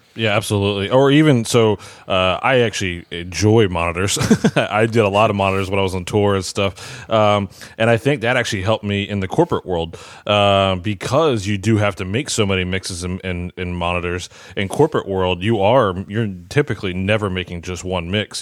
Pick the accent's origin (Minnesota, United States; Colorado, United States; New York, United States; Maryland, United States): Maryland, United States; moved away as an adult; now in Aston, Pennsylvania, United States; I'm originally from Maryland